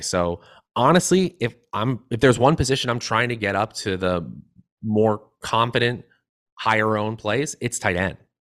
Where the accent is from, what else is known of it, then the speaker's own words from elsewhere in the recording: Washington, United States; I'm from the Washington area.